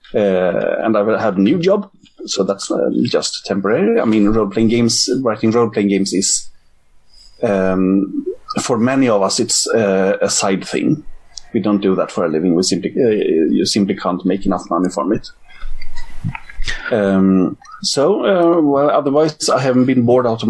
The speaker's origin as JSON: {"language": "English", "country": "Sweden", "also_born_or_lived": "Gothenburg", "said": "I am from Sweden. I live in Gothenburg on the west side"}